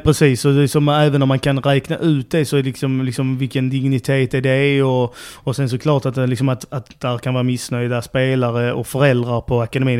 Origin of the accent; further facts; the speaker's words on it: Trelleborg, Skåne, Sweden; moved away as an adult; also born or lived in Helsingborg / Gothenburg; eller född är jag inte men jag är uppvuxen i Trelleborg